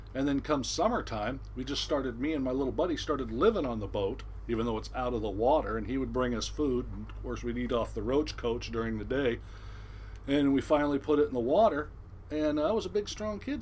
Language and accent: English; Newport Beach, California, United States; I'm originally born and raised in Southern California, uh, Newport Beach, Costa Mesa area, to be exact